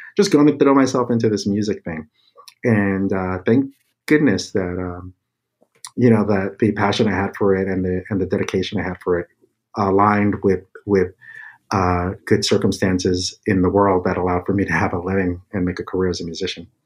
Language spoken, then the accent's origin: English; New York City, New York, United States; growing up in the Bronx, my family were visual artists